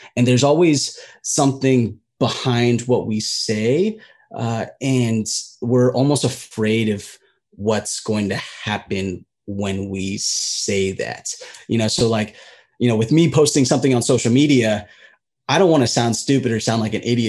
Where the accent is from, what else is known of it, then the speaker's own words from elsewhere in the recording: United States; being a Filipino American